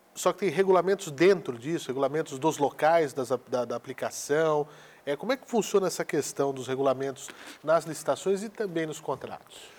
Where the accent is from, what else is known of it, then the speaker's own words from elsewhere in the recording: Araraquara, São Paulo, Brazil; faço menção aqui à minha cidade natal